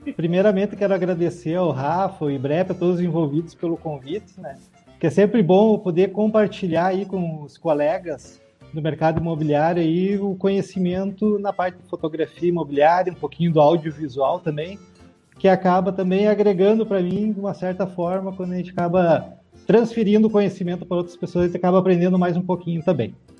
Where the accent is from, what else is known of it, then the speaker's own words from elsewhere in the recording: Passo Fundo, Rio Grande do Sul, Brazil; also born or lived in Porto Alegre; eu sou natural de Passo Fundo, né? Fui morar em Porto Alegre em noventa e oito e retornei final de dois mil e quinze pra Passo Fundo